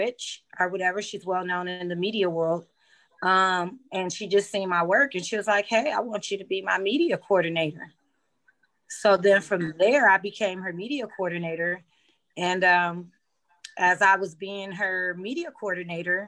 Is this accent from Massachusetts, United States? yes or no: no; Los Angeles, California, United States; I'm from the San Fernando Valley, which is like LA County, Los Angeles, California